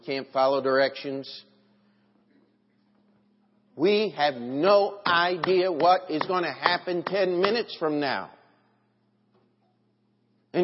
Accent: United States; I'm an American.

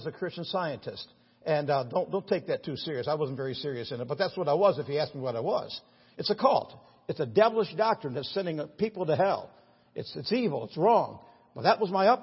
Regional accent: New York, United States; I'm from New York

